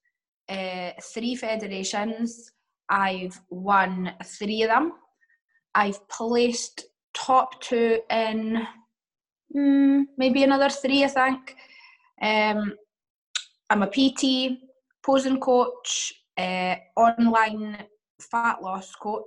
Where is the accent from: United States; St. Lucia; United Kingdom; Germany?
United Kingdom; Dundee, Scotland; accent: Scottish; I'm from Dundee, which is like really small city.